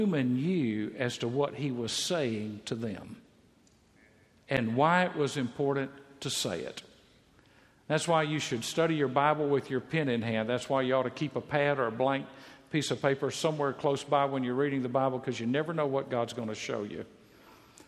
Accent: Mississippi, United States; moved away; I'm from Mississippi

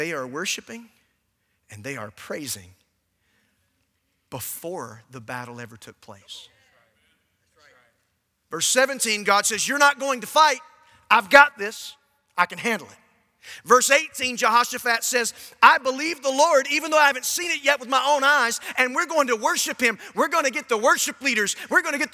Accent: Warner Robins, Georgia, United States; I grew up in Warner Robins, Georgia

